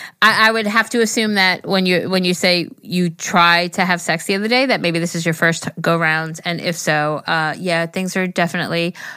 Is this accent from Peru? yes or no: yes; Peru; first language Spanish; English is a second language; If my English is kind of weird, it's because I'm Peruvian and my first language is Spanish.